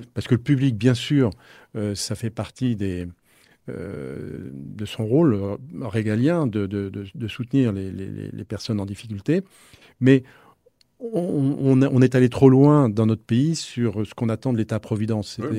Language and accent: French; Nantes, Pays de la Loire, France; je suis de Nantes